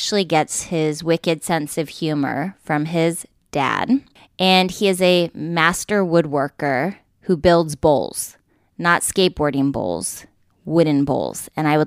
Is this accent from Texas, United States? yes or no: no; East Bay, California, United States; where I'm from, the East Bay